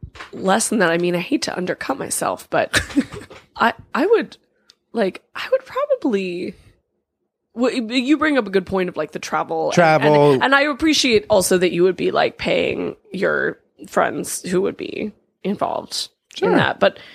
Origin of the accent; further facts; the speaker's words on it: California, United States; I'm from California, so I know.